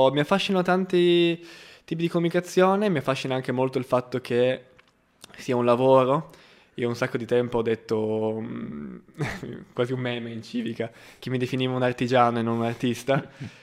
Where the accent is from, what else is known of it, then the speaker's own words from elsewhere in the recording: Gorizia, Friuli-Venezia Giulia, Italy; moved away as an adult; also born or lived in Trieste; now in Milan, Italy; Io vengo da Gorizia, eh, che è una cittadina di trentacinquemila anime sul confine tra Italia e Slovenia